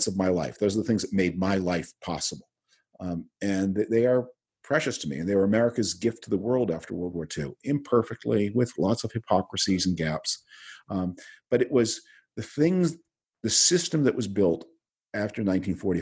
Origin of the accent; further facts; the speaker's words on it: Canada; now in United States; being Canadian